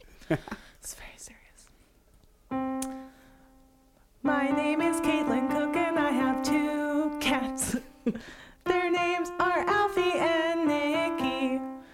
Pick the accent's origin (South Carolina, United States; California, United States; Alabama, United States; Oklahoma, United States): California, United States; Los Angeles; I grew up in Los Angeles